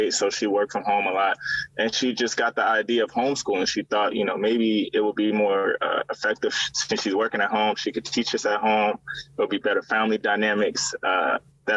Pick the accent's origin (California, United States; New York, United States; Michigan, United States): California, United States; moved away; also born or lived in Louisiana; I'm originally from California